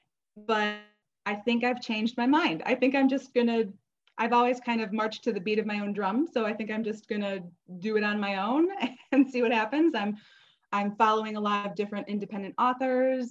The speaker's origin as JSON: {"language": "English", "town": "Chicago", "region": "Illinois", "country": "United States", "said": "I'm from Chicago."}